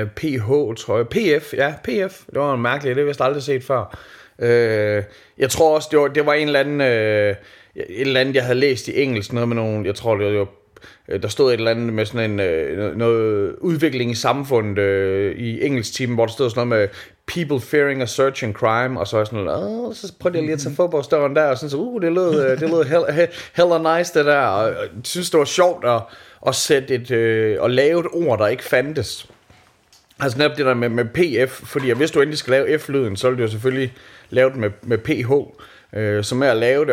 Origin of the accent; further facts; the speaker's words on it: Skanderborg, Central Denmark Region, Denmark; moved away; da jeg voksede op i Skanderborg